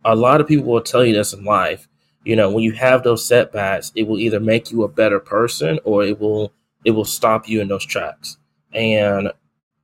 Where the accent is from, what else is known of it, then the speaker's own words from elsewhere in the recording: El Dorado, Arkansas, United States; I was born and raised in El Dorado